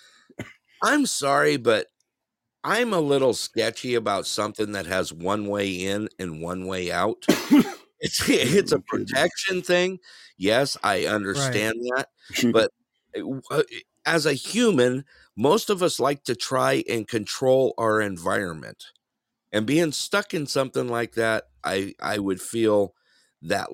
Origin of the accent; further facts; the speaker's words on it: Big Bear, California, United States; now in Alaska, United States; I spent most of my life growing up in the town of Big Bear in Southern California